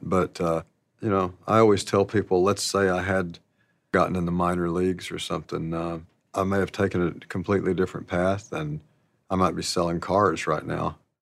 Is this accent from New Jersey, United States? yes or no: no; Alpine, Arkansas, United States; I grew up in Alpine, Arkansas, and, uh, the population there was a hundred and ten